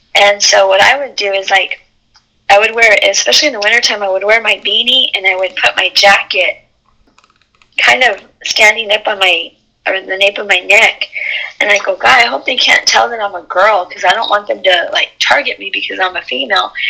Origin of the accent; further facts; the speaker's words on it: Alamogordo, New Mexico, United States; I lived in I was raised in Alamogordo